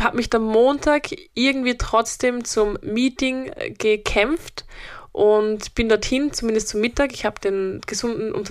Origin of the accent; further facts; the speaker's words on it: Upper Austria, Austria; ich komme ja aus Oberösterreich, das ist ein Bundesland in Österreich und habe dort meine ganze Familie